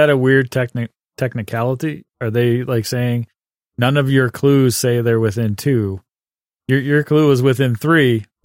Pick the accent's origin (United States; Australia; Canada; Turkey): Canada; I'm the Canadian.